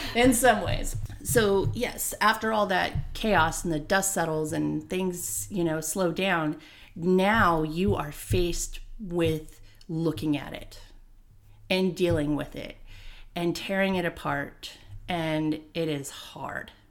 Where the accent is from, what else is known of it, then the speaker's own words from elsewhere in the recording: Santa Ana, California, United States; I was raised there in Santa Ana